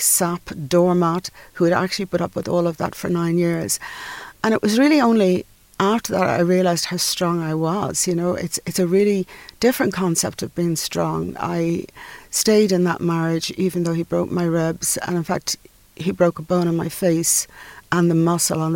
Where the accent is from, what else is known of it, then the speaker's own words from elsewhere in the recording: Dublin, Leinster, Ireland; I come from North Dublin